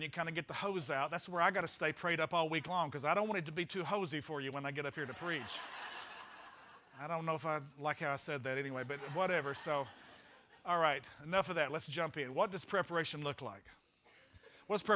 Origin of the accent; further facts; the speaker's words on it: Arkansas, United States; Now we're from Arkansas